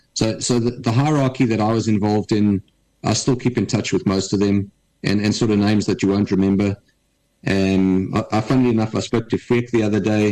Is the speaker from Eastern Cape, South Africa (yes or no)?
no; Durban, KwaZulu-Natal, South Africa; I was brought up in Durban